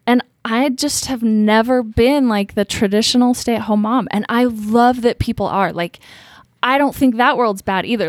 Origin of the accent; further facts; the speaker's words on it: Utah, United States; growing up in Utah